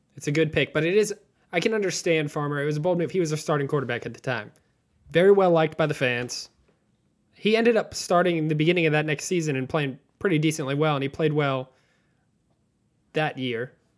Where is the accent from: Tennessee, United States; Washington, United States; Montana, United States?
Tennessee, United States; Nashville; we're from Nashville